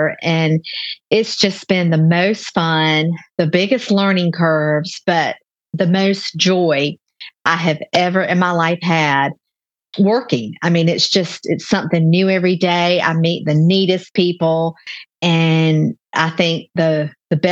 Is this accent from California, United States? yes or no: no; Newnan, Georgia, United States; a commercial share kitchen in Noonan. There's just one in my hometown where I live